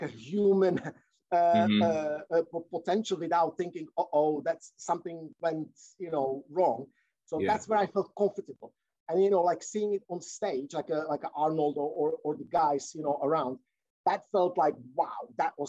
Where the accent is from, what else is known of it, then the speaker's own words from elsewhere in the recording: Czechia; now in United Kingdom; I'm from Czech Republic, and that, mm-hmm, time, you know, that was the post-communistic era